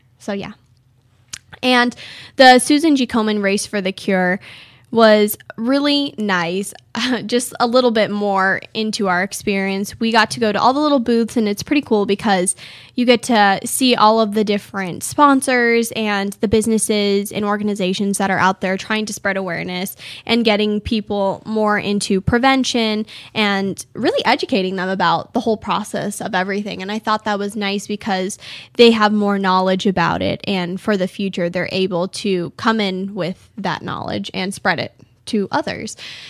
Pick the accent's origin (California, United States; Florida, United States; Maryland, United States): California, United States; now in Arizona, United States; I'm like, oh, I'm from California.